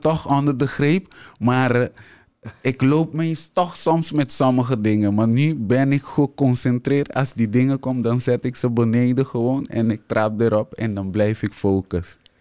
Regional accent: Curaçao; moved away as an adult; now in Netherlands; ben daar geboren opgegroeid, naar school gegaan. En met mijn twintigste ben ik naar Nederland gekomen

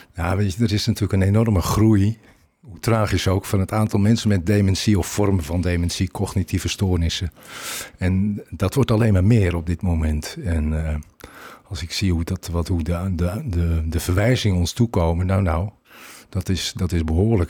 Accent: Beemster, North Holland, Netherlands; Ik kom met de polder, ik kom uit Beemster.

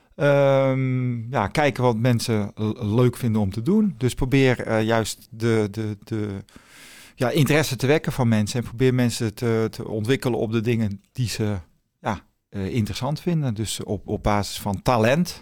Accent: Zaanstad, North Holland, Netherlands; ik kom uit Zaanstad.

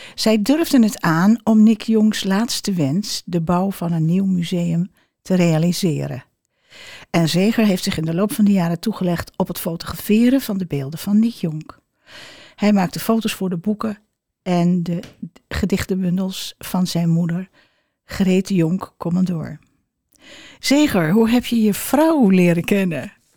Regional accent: Amsterdam, North Holland, Netherlands; moved away; ik kom uit Amsterdam

